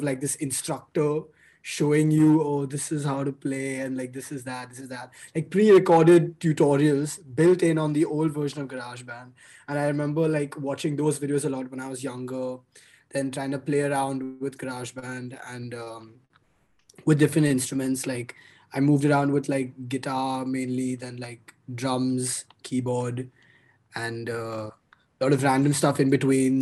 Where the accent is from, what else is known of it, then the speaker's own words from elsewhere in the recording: Mumbai, Maharashtra, India; also born or lived in Boston, United States; I'm born and raised in Mumbai. I spent my whole life here.